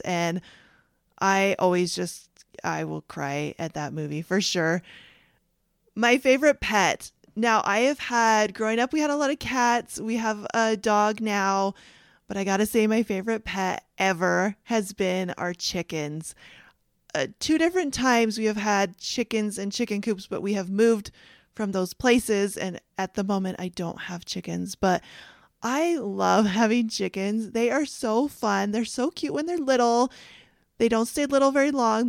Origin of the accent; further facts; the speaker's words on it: Canada; moved away; I grew up in Canada